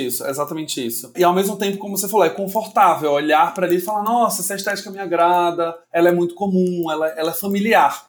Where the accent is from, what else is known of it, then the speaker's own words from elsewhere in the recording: Sergipe, Brazil; moved away as an adult; now in São Paulo, Brazil; sou sergipano, trabalho há nove anos é, em São Paulo